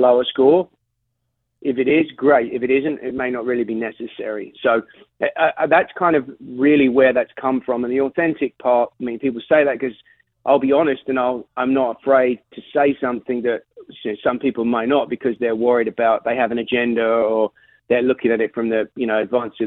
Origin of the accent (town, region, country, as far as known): London, United Kingdom; moved away as an adult; now in United States